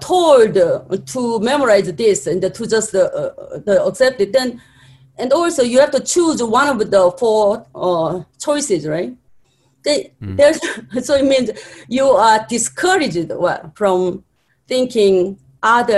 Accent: South Korea; moved away as an adult; now in United States; I'm from Korea

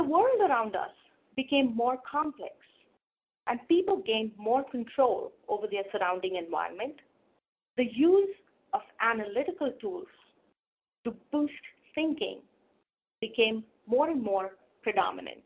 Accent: India; Growing up in India

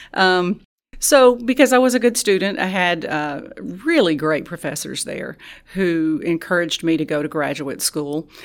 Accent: Tallulah, Louisiana, United States; moved away; I'm originally from Tallulah

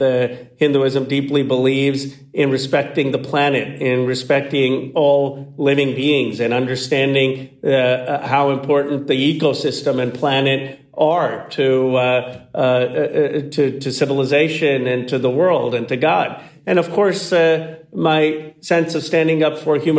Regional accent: Bucks County, Pennsylvania, United States; I grew up in Bucks County, Pennsylvania

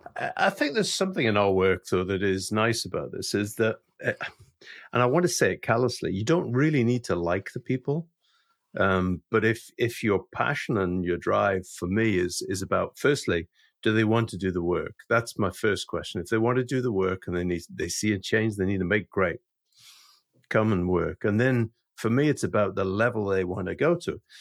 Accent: Scotland, United Kingdom; also being a Scottish Presbyterian

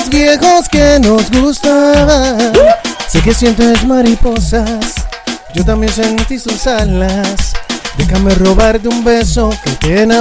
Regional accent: Puerto Rico; obviamente, todos somos boricuas

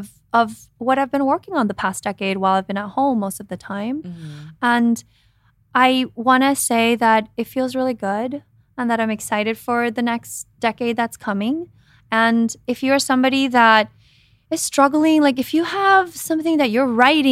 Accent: Guatemala; moved away; I mean, I came from Guatemala by myself thinking I was going to be in television, right?

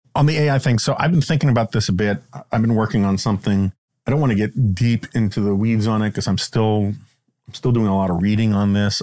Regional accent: New York, United States; now in Washington, United States; Growing up in New York

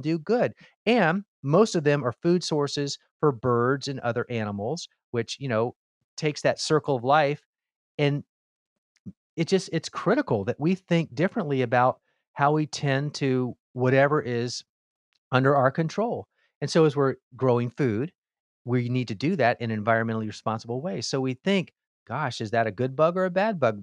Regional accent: Miami, Florida, United States; I grew up in Miami, Florida

